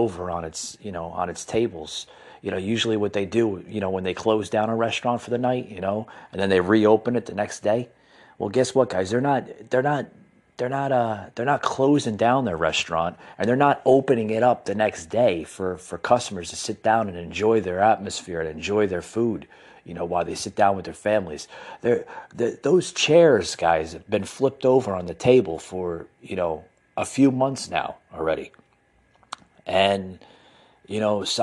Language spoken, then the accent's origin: English; United States; I come from the New Jersey, New York metropolitan area. I was born and raised in that area